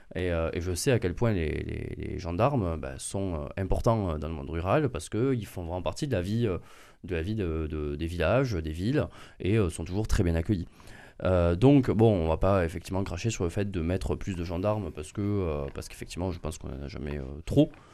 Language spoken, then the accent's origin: French; France; born or raised there